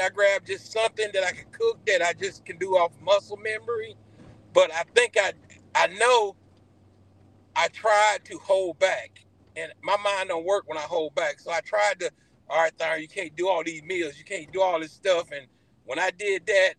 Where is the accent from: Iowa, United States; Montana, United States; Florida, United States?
Iowa, United States; I'm from Iowa